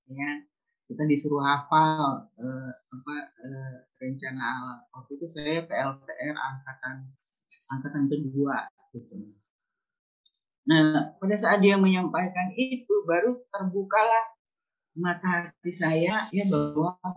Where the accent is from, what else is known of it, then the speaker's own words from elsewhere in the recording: Tomohon, North Sulawesi, Indonesia; now in Jakarta, Indonesia; ketika saya uh, move ya dari dari uh, kampung halaman saya dari uh, Manado Tomohon ke Jakarta.